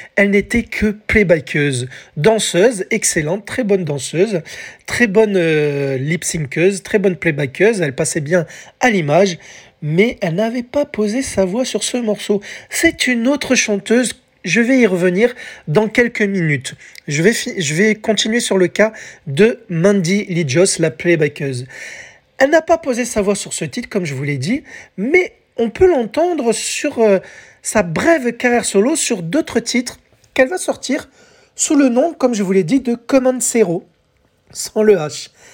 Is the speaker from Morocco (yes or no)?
no; France; chez nous, en France